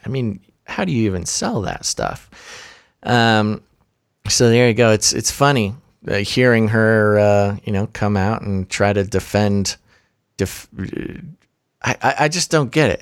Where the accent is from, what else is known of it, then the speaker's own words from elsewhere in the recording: United States; as an American